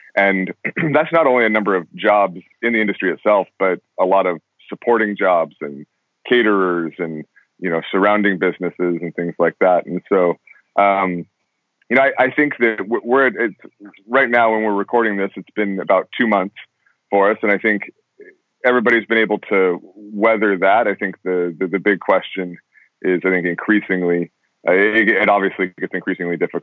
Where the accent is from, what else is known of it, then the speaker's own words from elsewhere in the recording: California, United States; also born or lived in Colorado / Los Angeles, California; I was raised in Colorado until I was 10, and then moved to California. I've been in California since